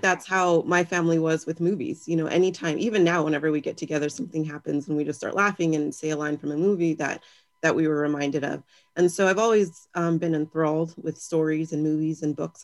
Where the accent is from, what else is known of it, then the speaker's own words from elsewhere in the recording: Victorville, California, United States; I'm from Southern California. I grew up in Victorville